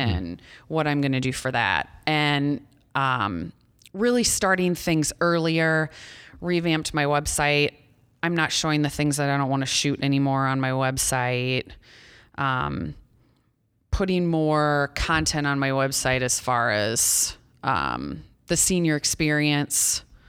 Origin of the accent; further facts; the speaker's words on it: Ida Grove, Iowa, United States; also born or lived in Storm Lake, Iowa; I grew up in Ida Grove. a small town of about two thousand people.